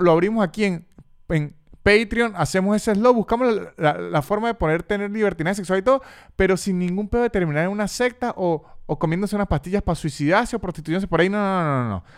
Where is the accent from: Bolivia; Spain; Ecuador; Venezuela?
Venezuela; ya uno como venezolano